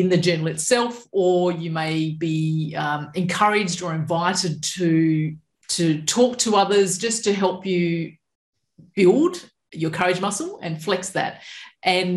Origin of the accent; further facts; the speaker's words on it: Perth, Western Australia, Australia; also born or lived in Balingup, Western Australia; now in southwest Western Australia, Australia; I was from Perth originally.